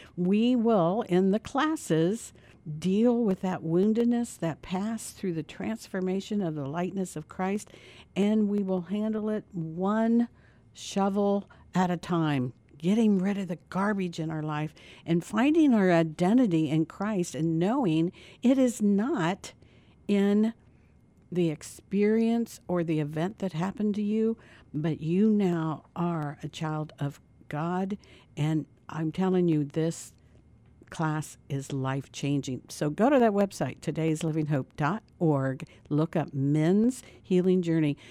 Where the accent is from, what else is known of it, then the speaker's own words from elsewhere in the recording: Dayton, Ohio, United States; we're both from Dayton, Ohio